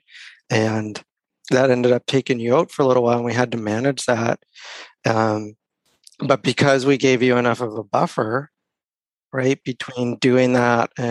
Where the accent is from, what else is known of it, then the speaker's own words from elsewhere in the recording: Mount Uniacke, Nova Scotia, Canada; your hometown, my hometown here in Mount Uniac.